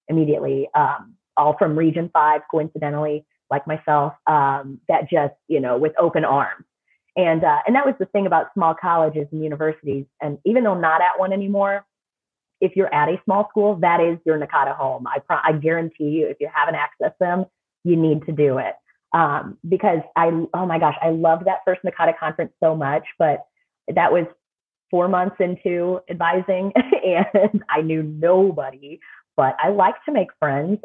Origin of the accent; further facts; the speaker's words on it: St. Louis, Missouri, United States; I'm from the St. Louis area